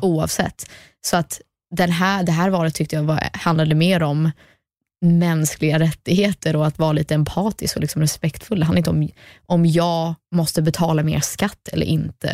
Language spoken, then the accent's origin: Swedish; United States; first language English; Swedish is a second language; also born or lived in Sweden; jag är ju svensk, jag föddes i Sverige, växte upp i USA